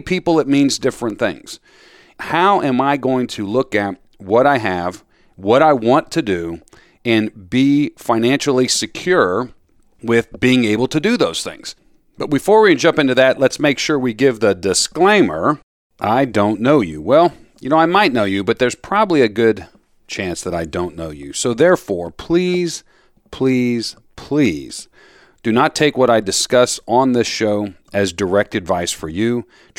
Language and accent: English; Florida, United States; now in Philadelphia, United States; You know, I grew up down in Florida.